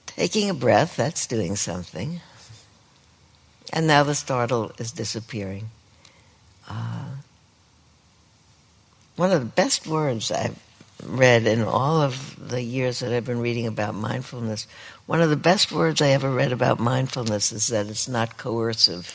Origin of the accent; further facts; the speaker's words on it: New York City, New York, United States; moved away; I grew up there